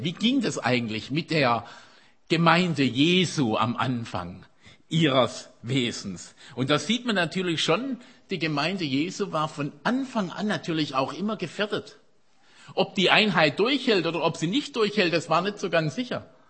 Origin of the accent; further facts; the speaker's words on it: Germany; uns als Deutsche